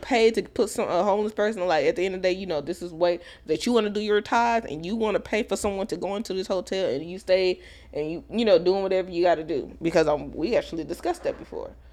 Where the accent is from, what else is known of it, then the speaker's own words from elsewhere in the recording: Texas, United States; I'm from Texas, born and raised from Texas.